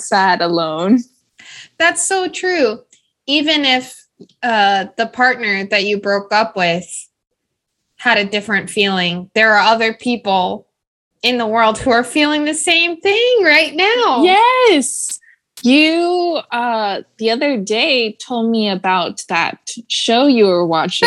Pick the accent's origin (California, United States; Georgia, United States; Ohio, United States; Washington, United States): Ohio, United States; now in Nashville, United States; we're from Ohio